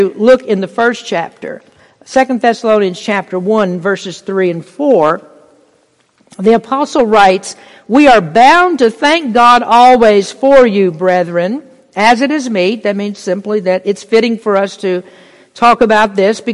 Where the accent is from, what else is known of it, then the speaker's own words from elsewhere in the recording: United States; We're blessed as American Christians